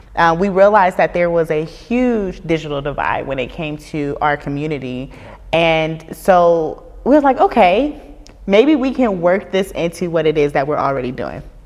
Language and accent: English; Dayton, Ohio, United States; I'm from Dayton, Ohio